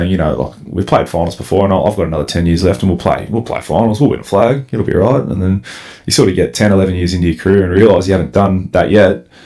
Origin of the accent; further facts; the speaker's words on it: Melbourne, Victoria, Australia; I come from Melbourne four and a half hours up here into the bush